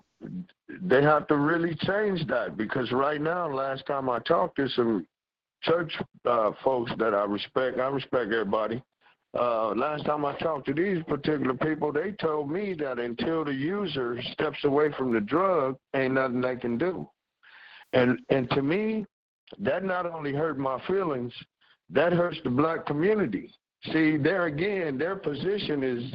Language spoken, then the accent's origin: English; Los Angeles, California, United States; I'm from Watts